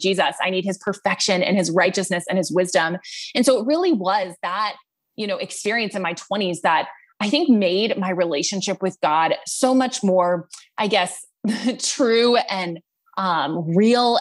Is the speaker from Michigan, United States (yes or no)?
no; Texas, United States; I am from Texas, grew up in a big family